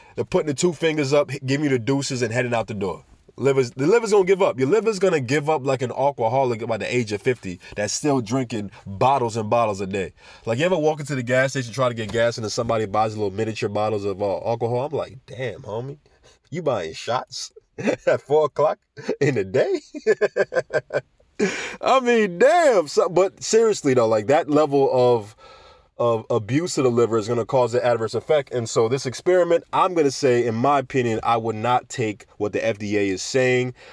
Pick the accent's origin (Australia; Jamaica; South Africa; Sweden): Jamaica; Jamaica, my home country